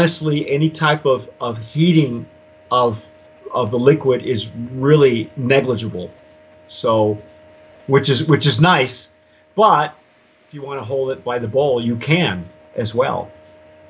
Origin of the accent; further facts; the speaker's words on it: New Mexico, United States; I'm from New Mexico or had lived there for 18 years